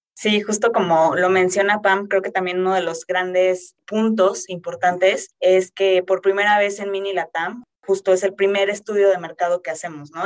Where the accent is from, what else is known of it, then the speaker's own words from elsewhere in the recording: Querétaro, Mexico; yo soy de Querétaro